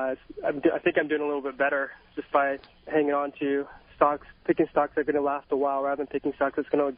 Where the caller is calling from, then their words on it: Bellevue, Washington, United States; I'm in the Bellevue, Medina area.